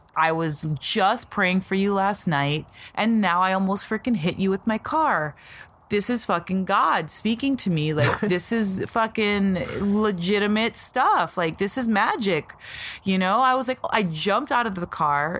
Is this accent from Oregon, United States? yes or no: no; Las Vegas, Nevada, United States; So we're from Vegas, and I had moved to Green Valley, and we're on the east side right now.